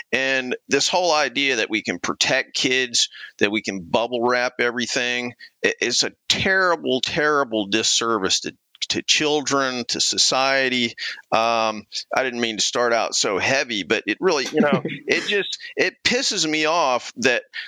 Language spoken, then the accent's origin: English; Clemson, South Carolina, United States; I grew up mostly in Clemson, South Carolina. My dad was a college professor, when I was early in my childhood, and so he taught at Clemson, we traipsed around to various colleges over the years, but mostly Clemson.